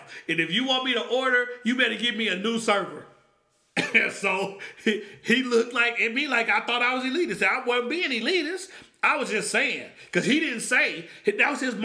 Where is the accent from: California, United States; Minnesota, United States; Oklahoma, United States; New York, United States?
Oklahoma, United States; I grew up in Oklahoma.